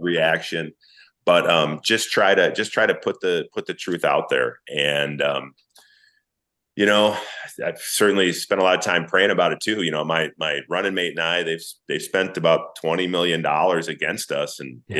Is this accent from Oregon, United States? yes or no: no; St. Paul, Minnesota, United States; I grew up in St. Paul, Minnesota.